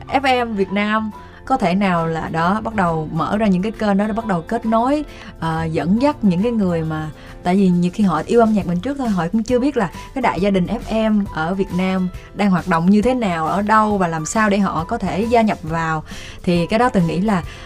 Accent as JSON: {"language": "Vietnamese", "country": "Vietnam", "tie": "born or raised there", "said": "tôi sinh ra ở Việt Nam"}